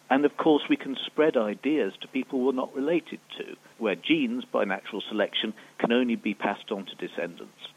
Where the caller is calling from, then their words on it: Switzerland; Hello, Naked Scientists. … from Switzerland, and I was wondering about human microevolution.